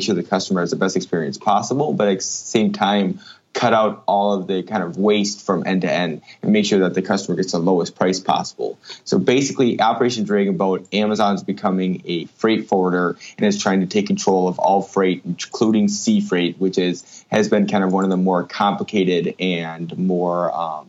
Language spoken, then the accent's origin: English; Minnesota, United States; I'm currently back in my home state of Minnesota